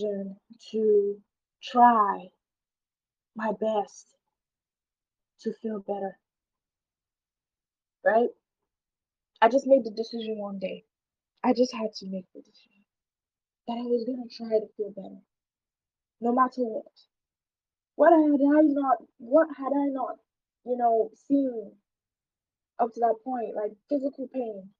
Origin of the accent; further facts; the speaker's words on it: Nigeria; where I'm from Nigeria, mental health is not really taken seriously